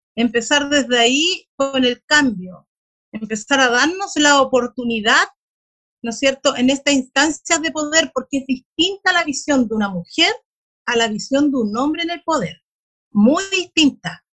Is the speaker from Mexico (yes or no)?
no; Bulnes, Ñuble, Chile; yo soy de Bulnes, de una comuna rural también de la región